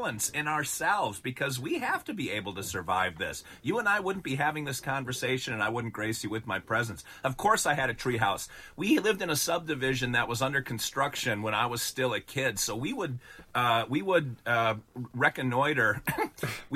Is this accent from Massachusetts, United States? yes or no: no; Wisconsin, United States; I grew up in Wisconsin where we have tall, proud, strong trees everywhere and corn and cheese